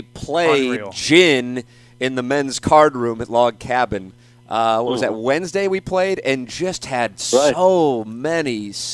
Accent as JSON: {"language": "English", "town": "St. Louis", "region": "Missouri", "country": "United States", "tie": "born or raised there", "said": "growing up in South City, a few of the people I went to St. Gabriel's with are members."}